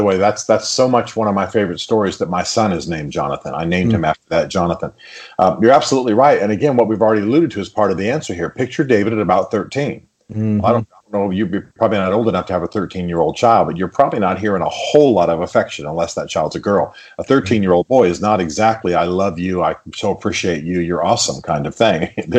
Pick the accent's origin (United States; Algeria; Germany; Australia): Germany; I'm not just from the North. I'm from Germany. {S2} Right. {S1} You know, by upbringing, not by ethnicity.